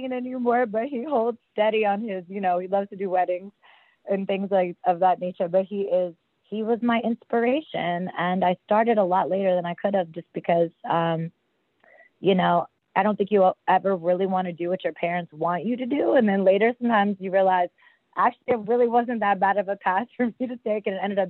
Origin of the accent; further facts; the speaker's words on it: New York City, New York, United States; moved away; also born or lived in Washington, D.C.; I'm a Brooklyn baby, BK in the house. And I ended up spending most of my young years, I always say New York molded me